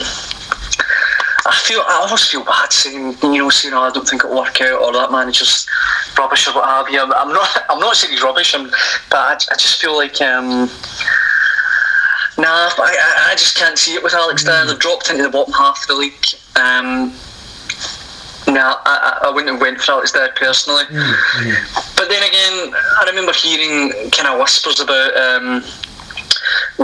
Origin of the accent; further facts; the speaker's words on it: Cumbernauld, Scotland, United Kingdom; I'm from Cumbernauld, so Clyde's sort of local club. time when I was young, I played for Clyde